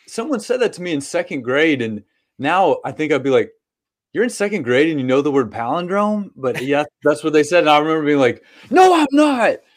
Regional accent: Lexington, Kentucky, United States; I was born and br, uh, bred, you know, here in Kentucky and raised here

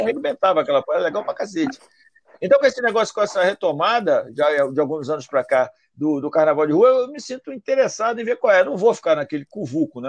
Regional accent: Rio de Janeiro, Brazil; sou do Rio

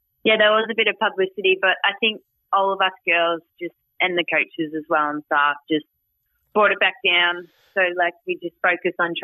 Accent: Geelong, Victoria, Australia; also born or lived in Sunshine Coast, Queensland; I was born in Geelong, and then after that, we moved up to the Sunny Coast for a few years and then I came back down to Geelong

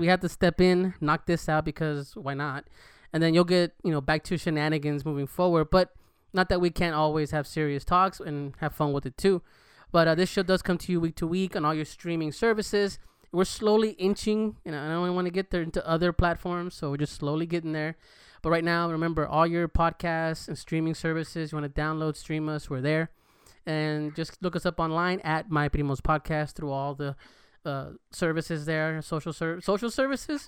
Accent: California, United States; now in Texas, United States; I'm from Cali

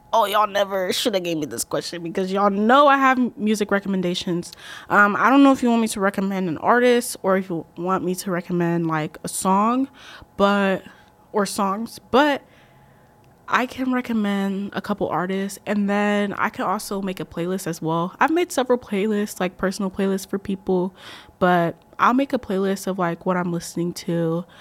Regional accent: Columbus, Ohio, United States; I am from Columbus, Ohio, but I am Ghanaian at heart

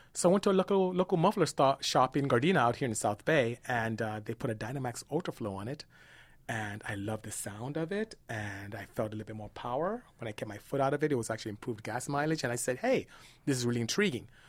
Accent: Nigeria; now in United States; my parents were very strict dis-, disciplinarians all about academia when we were growing up in Nigeria

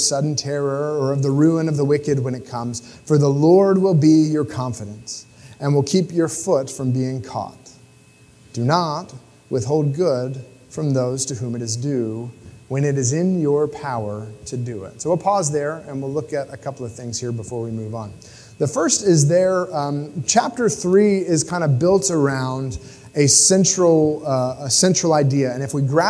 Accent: United States; me as an American

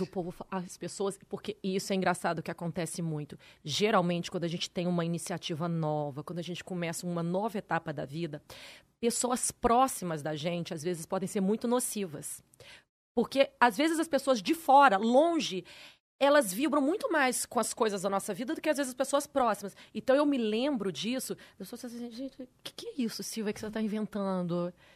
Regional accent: Campos dos Goytacazes, Rio de Janeiro, Brazil; now in São Paulo, Brazil; Na minha escola em Campos, eu sou de Campos Goitacazes.

